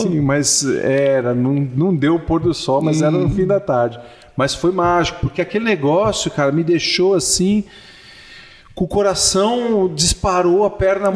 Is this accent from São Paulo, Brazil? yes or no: yes; São Paulo, Brazil; moved away as an adult; also born or lived in Florida; sou biólogo, de São Paulo, paulistano da gema